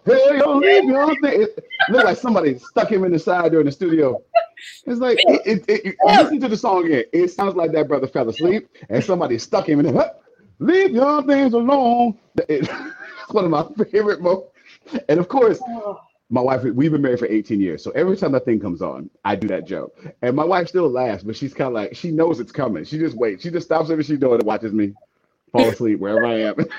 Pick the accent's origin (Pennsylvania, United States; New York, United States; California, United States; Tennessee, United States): California, United States; the Bay Area; I'm from Cal, I'm from the Bay, not